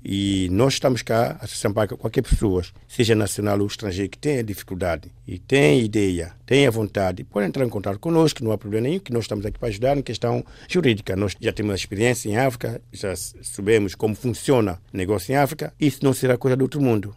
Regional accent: São Tomé & Príncipe; moved away; also born or lived in Equatorial Guinea; eu sou de origem Santo Tomé

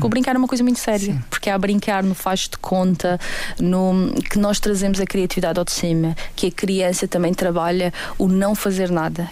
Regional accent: Portugal; Nós próprios, enquanto portugueses

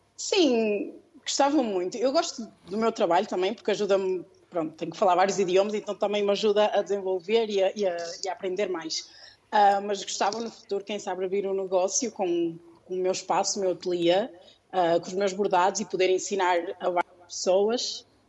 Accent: Porto, Norte, Portugal; also born or lived in Lisbon, Portugal; no Porto, que é de onde eu sou

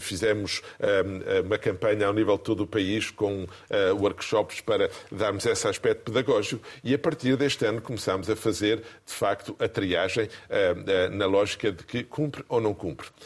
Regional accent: Gafanha, Aveiro District, Portugal; moved away; also born or lived in Brussels, Belgium; É a minha terra de origem.

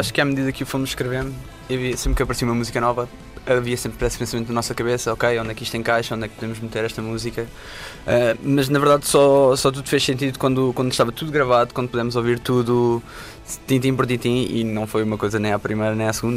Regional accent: Sintra, Lisbon, Portugal; toda a nossa vida foi vivida em Sintra, todos os cinco

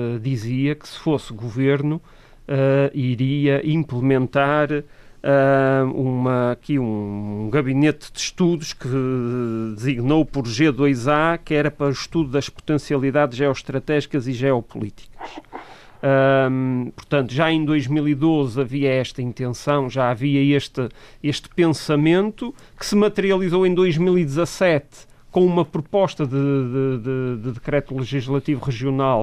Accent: Portugal; somos portugueses também

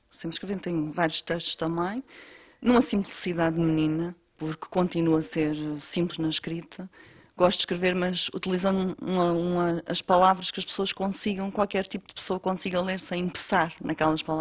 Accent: Candelária, Azores, Portugal; Sim, sou natural da Candelária do Pico, onde vivo atualmente. Nunca saí da ilha para estudar nem para trabalhar

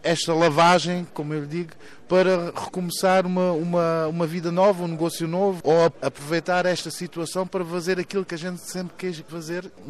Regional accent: Algarve, Portugal; now in Germany; Claro que sou português, as minhas raízes são portuguesas e tenho grande orgulho em ser português, especialmente do Algarve, mas eu sou um cidadão do mundo.

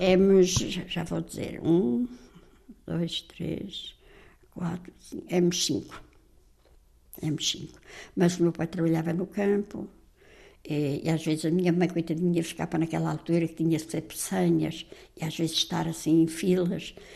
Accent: Azambuja, Lisbon, Portugal; fui nascida, criada e batizada aqui na, em Zambuja

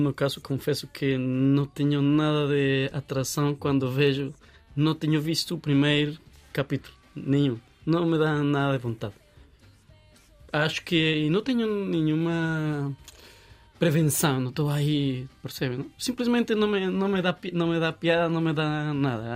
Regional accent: Caquetá, Colombia; Portuguese is a second language; moved away as an adult; now in Portugal; as Farc tinham muita influência em Caquetá e em toda a parte onde eu cresci

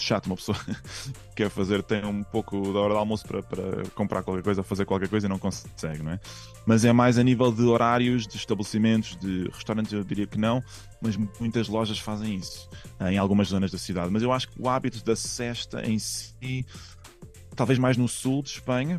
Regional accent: Portugal; now in Madrid, Spain; eu sou muito português

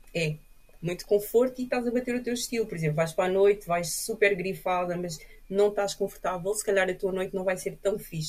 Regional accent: Portugal; also born or lived in Cape Verde / France; a minha vida foi sempre passada aqui em Portugal

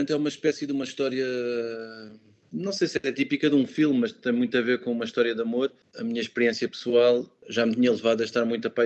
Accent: Portugal; now in Munich, Germany; foi a primeira vez que eu consegui sair de Portugal por um período mais alargado

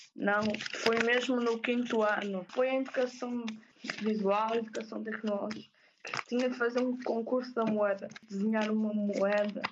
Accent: Ponte da Barca, Norte, Portugal; sou de Ponta Barca

